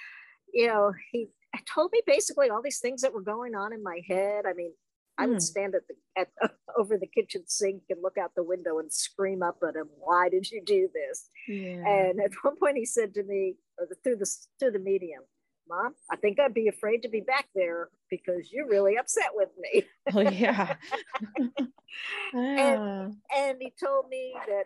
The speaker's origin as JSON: {"language": "English", "region": "New Jersey", "country": "United States", "tie": "born or raised there", "moved": "yes", "lives_now": "the South, United States", "said": "I grew up in New Jersey"}